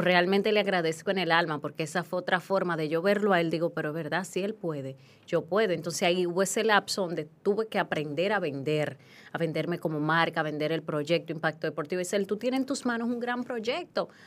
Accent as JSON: {"language": "Spanish", "region": "Hato Mayor", "country": "Dominican Republic", "tie": "born or raised there", "also_born_or_lived": "Haina", "moved": "yes", "said": "yo crecí en Atomayor, ahí yo jugaba con un radio"}